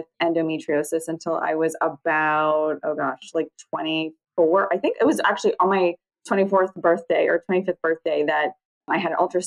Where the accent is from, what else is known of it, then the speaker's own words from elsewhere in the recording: New Orleans, Louisiana, United States; now in Mandeville, United States; So I grew up right outside of New Orleans. Now I live across the North Shore from New Orleans.